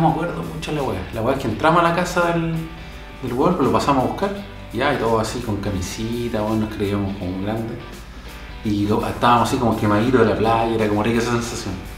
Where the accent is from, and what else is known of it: Chile